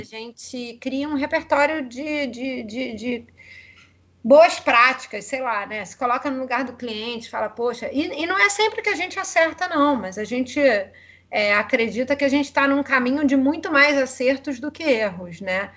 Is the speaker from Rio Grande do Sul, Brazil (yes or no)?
no; Rio de Janeiro, Brazil; accent: carioca; sou carioca, né? Acho que o sotaque não nega